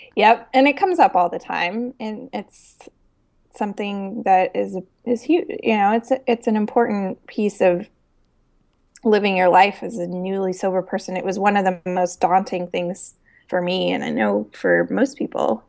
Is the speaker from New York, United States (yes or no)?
no; Denver, Colorado, United States; I grew up loving it in Denver